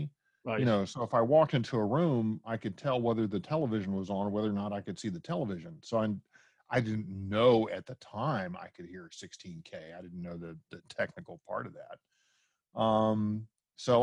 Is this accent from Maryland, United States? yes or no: no; Washington, District of Columbia, United States; moved away as an adult; also born or lived in Dallas, Texas; I'm originally from the Washington, D.C. area